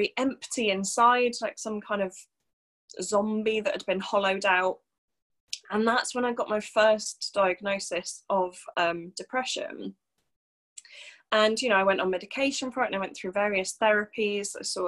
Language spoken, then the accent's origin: English; Wales, United Kingdom; also born or lived in Birmingham / London; So originally I'm from North Wales, not that you'd ever be able to tell that from my accent. So I grew up in North Wales